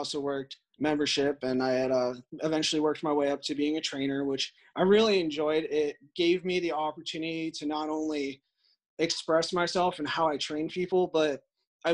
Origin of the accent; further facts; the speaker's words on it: North Central Illinois, United States; I grew up in North Central Illinois